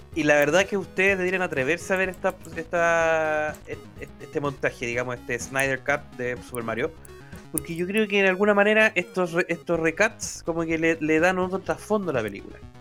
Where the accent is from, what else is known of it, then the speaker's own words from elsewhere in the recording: Chile; yo soy chileno